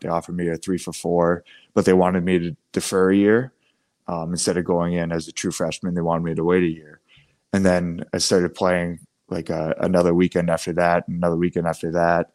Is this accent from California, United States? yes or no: no; Biddeford, Maine, United States; growing up in Biddeford